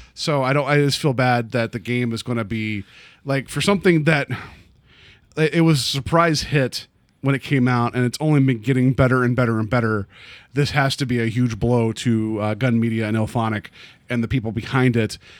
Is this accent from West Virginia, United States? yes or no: yes; West Virginia, United States; moved away; I grew up in West Virginia